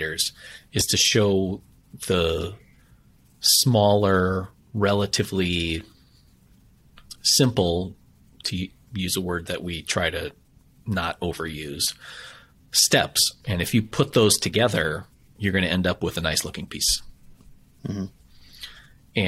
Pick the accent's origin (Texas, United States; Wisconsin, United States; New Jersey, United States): Wisconsin, United States; I'm from Wisconsin